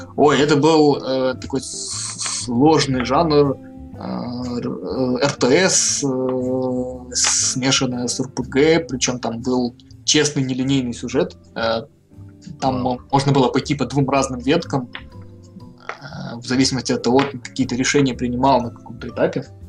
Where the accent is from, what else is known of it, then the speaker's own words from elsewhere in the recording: Dniprodzerzhynsk, Dnipropetrovsk Oblast, Ukraine; Сам я родом из славного города Днепродзержинска